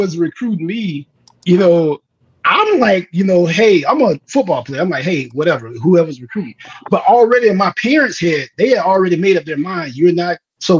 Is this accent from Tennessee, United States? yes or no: yes; Memphis, Tennessee, United States; moved away as an adult; I'm originally from Memphis. I grew up in North Memphis.